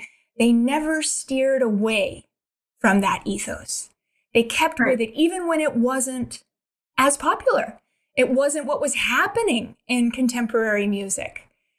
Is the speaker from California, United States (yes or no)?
yes; Los Angeles, California, United States; I was born and raised in Los Angeles. I'm a native Angeleno.